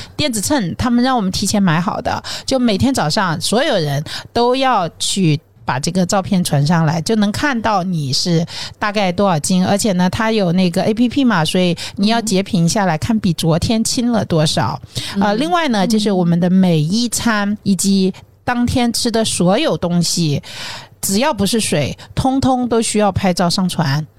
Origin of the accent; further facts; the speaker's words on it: southern China, China; 作为一个南方人